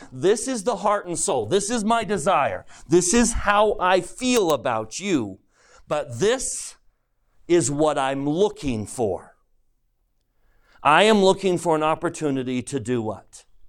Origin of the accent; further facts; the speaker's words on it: United States; I'm an American